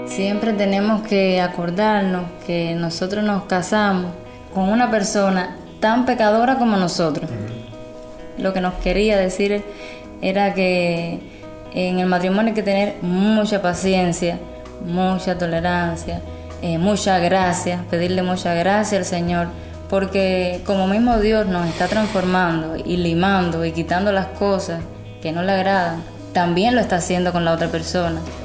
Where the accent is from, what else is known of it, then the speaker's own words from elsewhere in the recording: Havana, Cuba; soy de La Habana